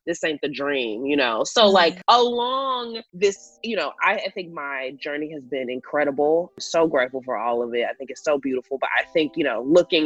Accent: Houston, Texas, United States; now in Los Angeles, United States; born and raised in Houston, Texas, and now I live in Los Angeles

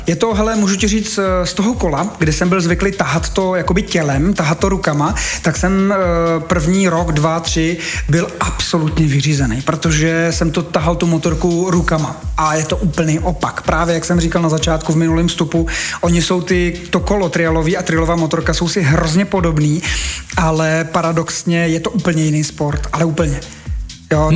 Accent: Bohemia, Czechia; also born or lived in České Budějovice; tady u nás v Čechách máme spoustu mistrů

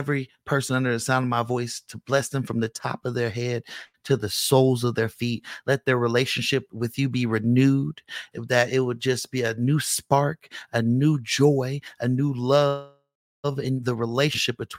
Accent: Bay Area, California, United States; I'm from the Bay Area

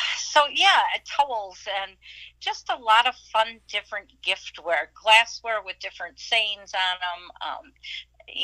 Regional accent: Racine, Wisconsin, United States; moved away as an adult; now in Stevens Point, United States; we're from Racine, Wisconsin area

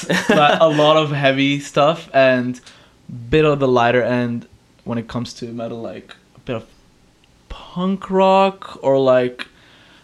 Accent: Abu Dhabi, United Arab Emirates; moved away; I was born and raised in Abu Dhabi, the United Arab, Arab Emirates.

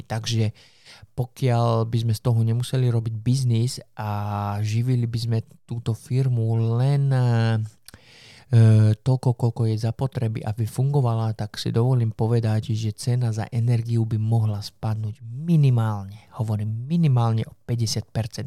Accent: Slovakia; som zo Slovenska

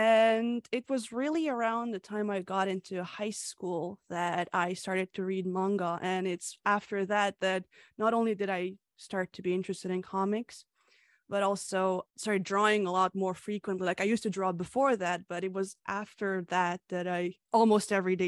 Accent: Canada; also born or lived in Hungary; the author of Lemon Soda and Coffee. I was born in Hungary and I moved to Canada at the age of 9, and I've lived here ever since.

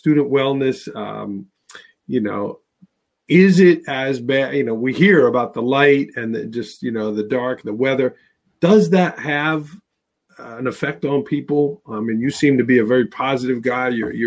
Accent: New York City, New York, United States; I grew up in New York City, right? And now I live about an hour and a half northwest in the country from New York City

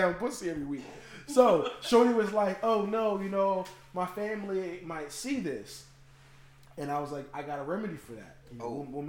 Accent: Virginia, United States; moved away; also born or lived in Trenton, New Jersey; Yeah, I'm from Trenton. I'm from Virginia, but I've lived a substantial amount of time in Trenton.

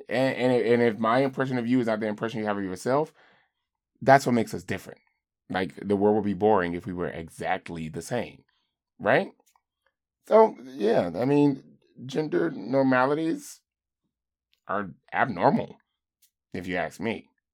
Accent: the South, United States; I grew up in the South or in a rural community

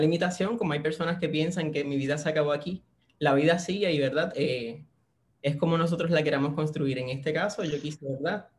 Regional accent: Puerto Rico; Soy de la Isla del Encanto, acá de Puerto Rico

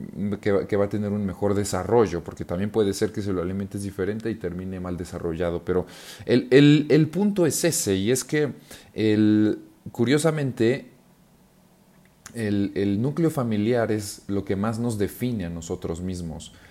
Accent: Mexico; yo que soy mexicano

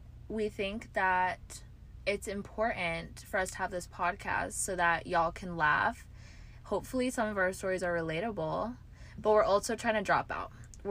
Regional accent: Fort Collins, Colorado, United States; moved away as an adult; now in Austin, United States; I am from Fort Collins, Colorado. I'm an out-of-state Texas gal.

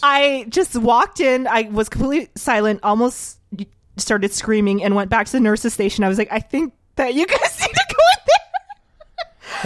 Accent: New Orleans, Louisiana, United States; moved away; I grew up in New Orleans

